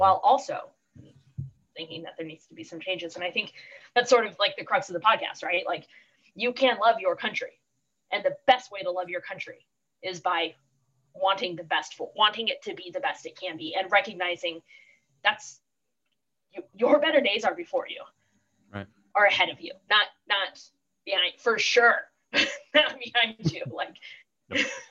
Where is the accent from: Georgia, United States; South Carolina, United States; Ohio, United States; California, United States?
California, United States; Oceanside; I grew up in Oceanside, which is a uh, San Diego in general, very strong military.